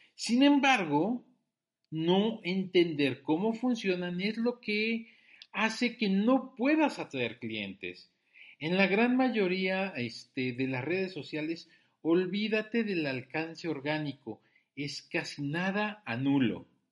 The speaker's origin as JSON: {"language": "Spanish", "country": "Mexico", "said": "Soy un emprendedor mexicano"}